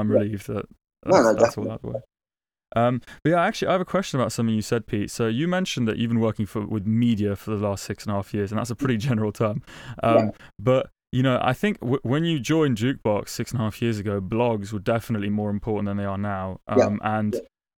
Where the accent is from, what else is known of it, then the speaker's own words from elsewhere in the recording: London, United Kingdom; now in Berlin, Germany; I'm from London, but right now I'm based in Berlin